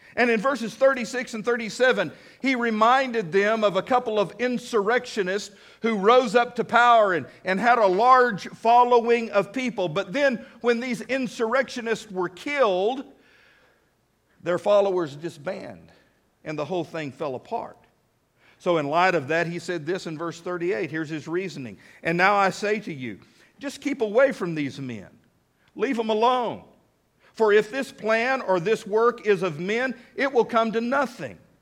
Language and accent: English; United States; I'm American through and through